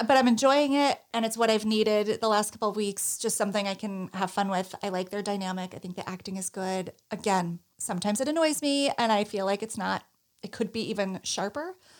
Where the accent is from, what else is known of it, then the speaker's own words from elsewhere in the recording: Northeast, United States; I'm from the Northeast